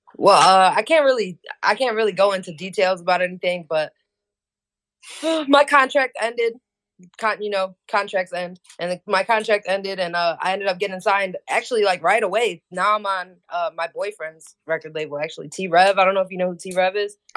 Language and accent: English; Hammond, Indiana, United States; I'm from Hammond, Indiana